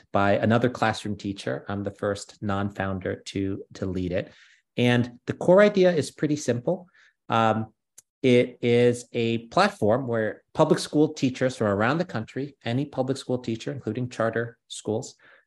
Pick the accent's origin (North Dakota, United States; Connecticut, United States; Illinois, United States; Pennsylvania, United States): Connecticut, United States; New Haven; also born or lived in New York; I was born in the US, in New York, grew up in New Haven, Connecticut